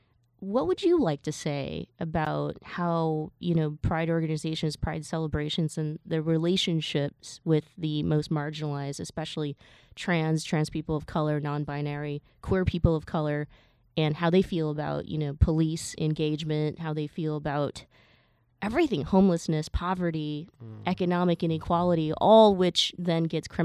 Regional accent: Alabama, United States; 9 black people had just been shot up by a racist from my hometown in Alabama.

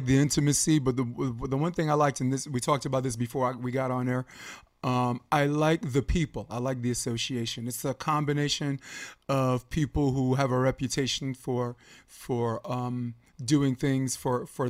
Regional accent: New York, United States; I'm from New York

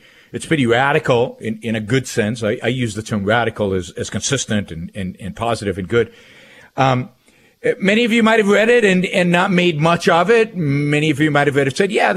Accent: Israel; now in United States; So I was born and raised in Israel. I lived most of my early life in the state of Israel. I immigrated. I'm an immigrant to the United States.

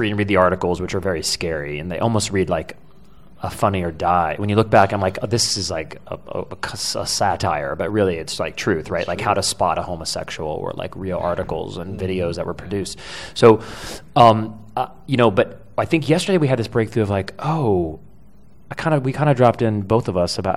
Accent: the South, United States; I grew up in the South

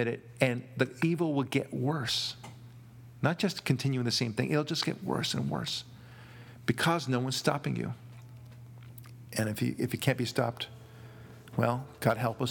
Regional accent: Israel; now in Los Angeles, United States; I'm not from Kenya. From Israel originally

